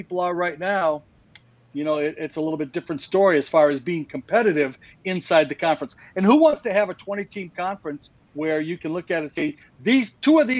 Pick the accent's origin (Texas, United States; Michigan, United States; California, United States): Michigan, United States; Detroit; I grew up in the Midwest. I grew up in Detroit